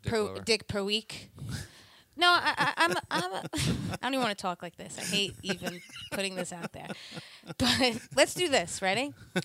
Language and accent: English; Ronkonkoma, New York, United States; Ronkonkoma is where I'm from.